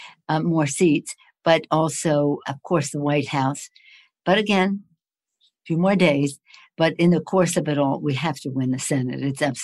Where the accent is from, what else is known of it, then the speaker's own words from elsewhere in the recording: Maryland, United States; moved away; You know, I'm from Maryland originally.